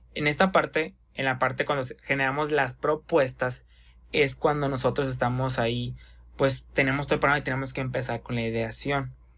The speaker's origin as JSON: {"language": "Spanish", "town": "Hermosillo", "region": "Sonora", "country": "Mexico", "said": "somos de Hermosillo, Sonora"}